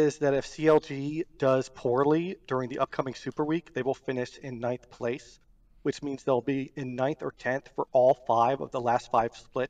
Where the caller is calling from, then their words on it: Tampa Bay, Florida, United States; Tampa Bay, Florida.